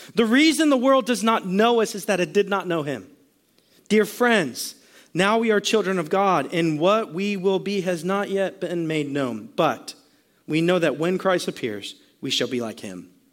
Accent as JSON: {"language": "English", "town": "Sarasota", "region": "Florida", "country": "United States", "tie": "born or raised there", "also_born_or_lived": "Virginia", "said": "Kelsey and I were both born right here in Sarasota, right actually at Sarasota Memorial Hospital"}